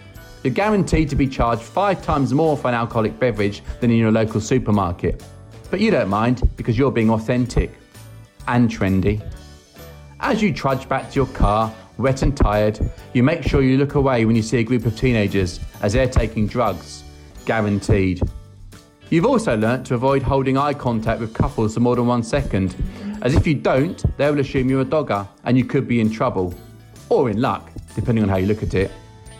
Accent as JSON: {"language": "English", "region": "South of England", "country": "United Kingdom", "said": "I'm from England. There's nothing more than the English love to do during their free time than go for a walk in the countryside, the green and pleasant land. Being from the south of England, country walks provide an ideal opportunity for peace and quiet."}